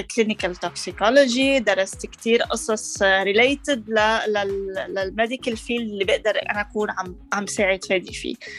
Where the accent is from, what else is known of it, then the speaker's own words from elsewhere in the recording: Lebanon; moved away as an adult; now in Canada; أنا لبنانية